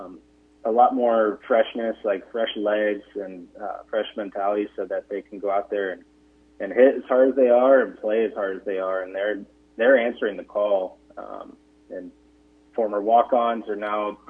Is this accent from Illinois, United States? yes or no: yes; Illinois, United States; moved away as an adult; also born or lived in Ohio; now in Nebraska, United States; I'm from Illinois